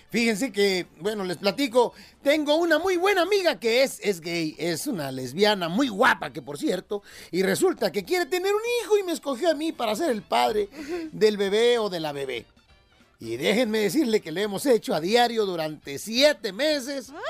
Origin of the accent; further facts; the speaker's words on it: coast, Mexico; costeño, con gusto saludarlos como siempre.